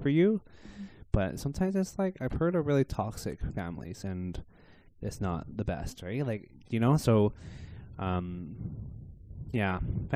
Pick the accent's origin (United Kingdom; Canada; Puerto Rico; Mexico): Canada; Victoria, British Columbia; I was born and raised in Victoria, in Canada